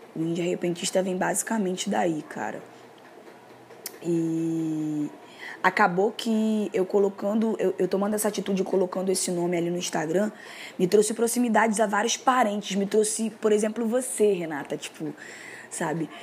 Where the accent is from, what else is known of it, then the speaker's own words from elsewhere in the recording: Rio de Janeiro, Brazil; sou moradora do Complexo do Alemão aqui do Rio de Janeiro. E desde que eu me entendo por gente, eu sou carioca